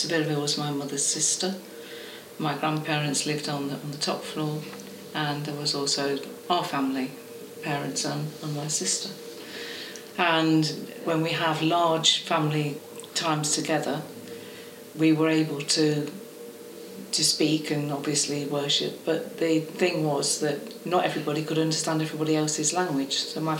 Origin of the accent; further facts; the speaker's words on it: United Kingdom; first language Estonian; English is a second language; because I spoke Estonian until I was about 4, and then I learnt English. Because my parents and grandparents came to England